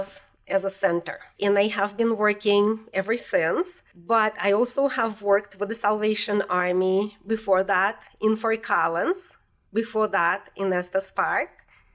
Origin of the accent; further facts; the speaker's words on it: Volgograd, Volgograd Oblast, Russia; English is a second language; moved away as an adult; now in Colorado, United States; I was born and raised in Russia, in the city that is called Volgograd, which means the city on the Volga River.